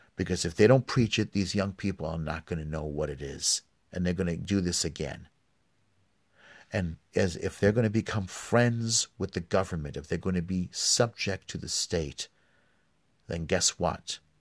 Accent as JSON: {"language": "English", "town": "New York City", "region": "New York", "country": "United States", "tie": "born or raised there", "said": "I grew up in New York"}